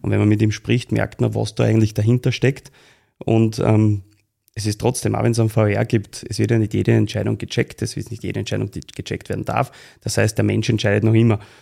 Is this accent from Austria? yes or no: yes; Austria; als Österreicher